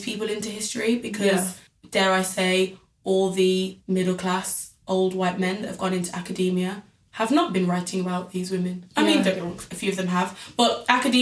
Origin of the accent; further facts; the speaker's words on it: United Kingdom; my country because I'm the British citizen here.